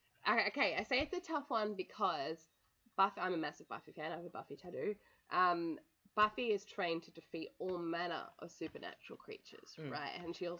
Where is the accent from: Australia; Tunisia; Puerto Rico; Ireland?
Australia; I came all the way from Australia